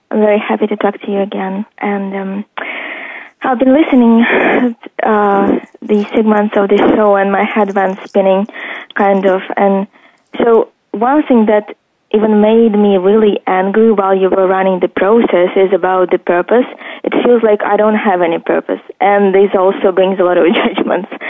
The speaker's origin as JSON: {"language": "English", "country": "Ukraine", "moved": "yes", "lives_now": "Canada"}